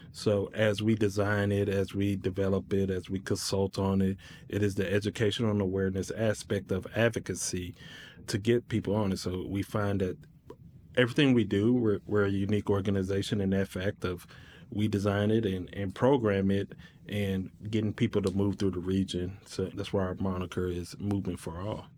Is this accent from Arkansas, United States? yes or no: yes; Little Rock, Arkansas, United States; moved away as an adult; now in Northwest Arkansas, United States; So I'm originally from the Little Rock area. I've been here five years.